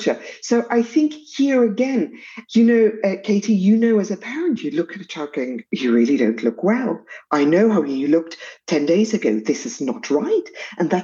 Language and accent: English; South Africa; as you can hear from my accent, I come from South Africa